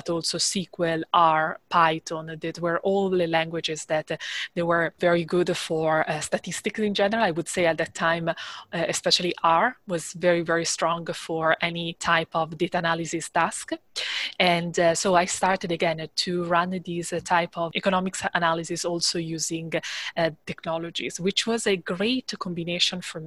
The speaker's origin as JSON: {"language": "English", "country": "Italy", "moved": "as an adult", "said": "I am from Italy"}